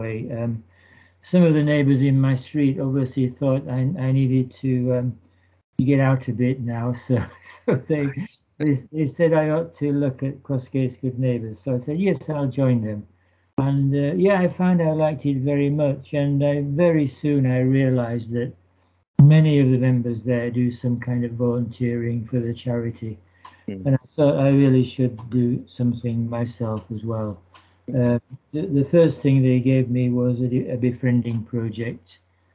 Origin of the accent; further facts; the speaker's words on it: Leeds, Yorkshire and the Humber, United Kingdom; moved away as an adult; also born or lived in London; I am from Leeds. I grew up in Burman Tofts around East End Park